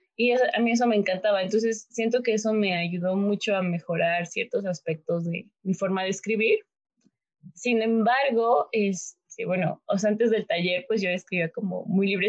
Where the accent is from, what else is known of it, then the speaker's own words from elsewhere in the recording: Mexico; yo soy de México, soy mexicana